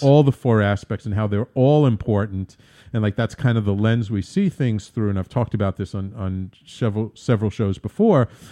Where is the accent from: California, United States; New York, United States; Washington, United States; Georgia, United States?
New York, United States; New York City; also born or lived in Manhattan; born in Manhattan, I grew up in the Bronx, but now I'm in Manhattan, too